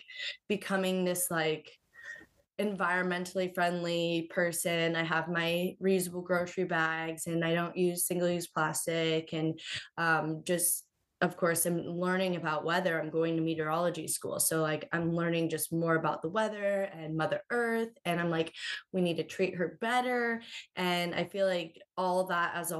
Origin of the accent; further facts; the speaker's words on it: Florida, United States; moved away as an adult; now in South Carolina, United States; growing up in Florida, most of the time it was very nice